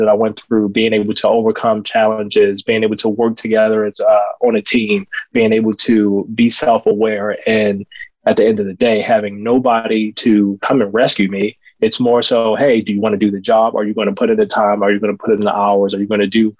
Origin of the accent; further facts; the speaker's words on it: Baltimore, Maryland, United States; I grew up in Baltimore, born and raised.